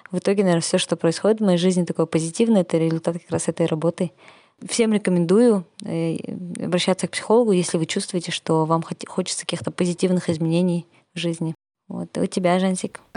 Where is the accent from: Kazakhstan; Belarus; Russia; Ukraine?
Kazakhstan; moved away; когда я прилетела в Казахстан я так поняла, что несмотря на то, что я была далеко, да, уехала из Казахстана